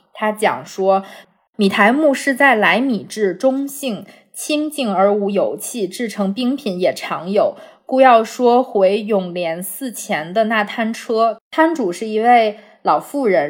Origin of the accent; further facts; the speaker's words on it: North China, China; 我从小生活在华北地区